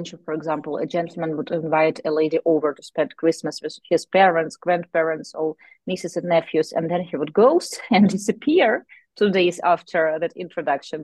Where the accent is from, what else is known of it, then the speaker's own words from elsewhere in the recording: Ukraine; we are from Ukraine.